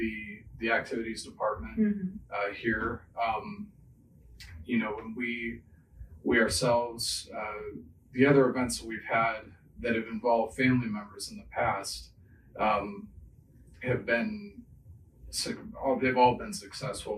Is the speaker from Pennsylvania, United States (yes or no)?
yes; Pittsburgh, Pennsylvania, United States; moved away as an adult; now in Chagrin Valley, United States; I'm originally from Pittsburgh